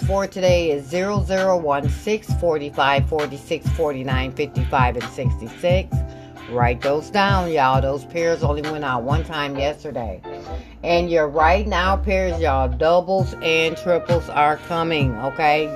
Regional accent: Michigan, United States; I'm from Michigan

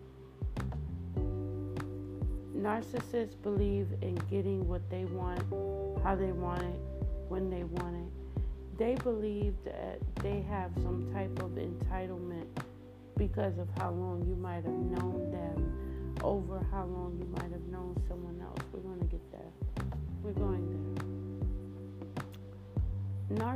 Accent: New York City, New York, United States; I'm from Brooklyn, New York.

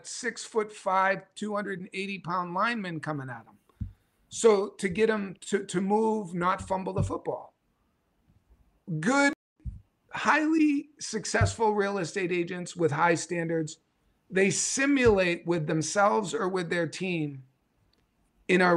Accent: New England, United States; I'm from New England

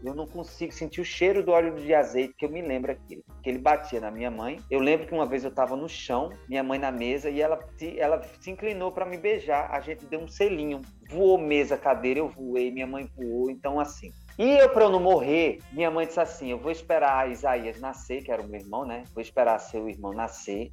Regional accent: Campina Grande, Paraíba, Brazil; moved away as an adult; now in Rio de Janeiro, Brazil; eu sou paraibano e já estou há uns 15 anos no Rio de Janeiro. Eu comecei minha, minha história no, em Campina Grande, na Paraíba

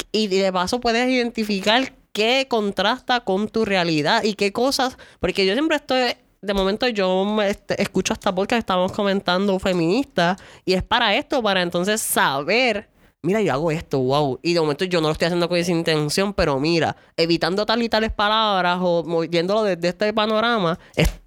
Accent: San Lorenzo, Puerto Rico; Mira, yo de San Lorenzo

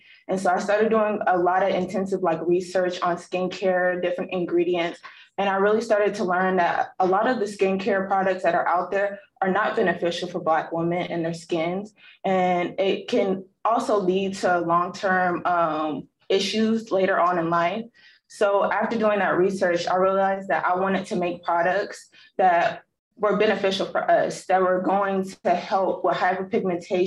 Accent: California, United States; I'm from California

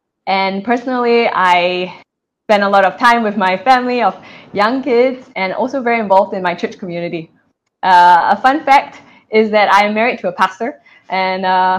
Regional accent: Singapore; moved away as an adult; also born or lived in Silicon Valley, United States; like you, I am a budding podcast host. I'm a Singaporean. I am a mother of two young kids, 3-year-old and 1-year-old.

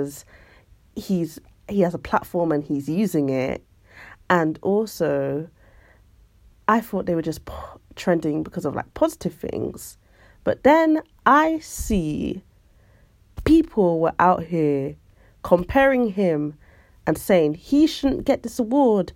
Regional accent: London, United Kingdom; also born or lived in Brixton, London; I was literally born in Brixton, but then I was raised in Streatham, just like ….

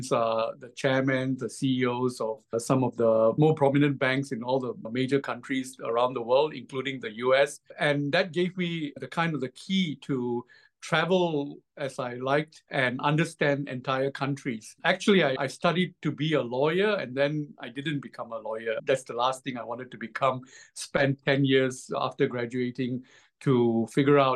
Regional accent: Malaysia; moved away as an adult; now in Singapore; I was born in Malaysia and I spent my entire adult life in Singapore. I moved to Singapore to complete my university

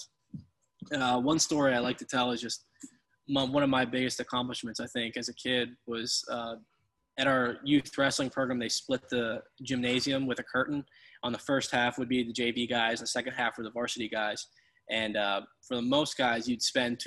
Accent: Pennsylvania, United States; growing up in Pennsylvania

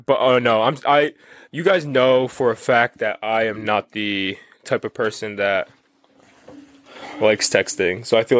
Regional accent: Philadelphia, Pennsylvania, United States; I'm from Philly.

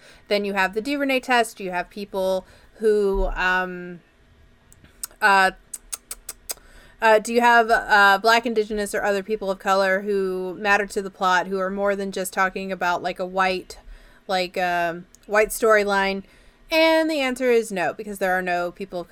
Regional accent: Canada

